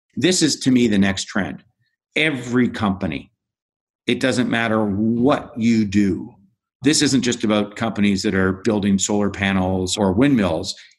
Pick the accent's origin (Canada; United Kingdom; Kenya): Canada; I found myself as a Canadian working with the Canadian pension plan system